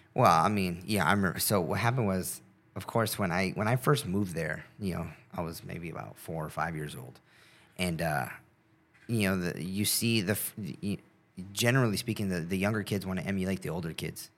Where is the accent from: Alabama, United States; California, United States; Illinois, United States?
California, United States; South Gate; I grew up in Southgate, California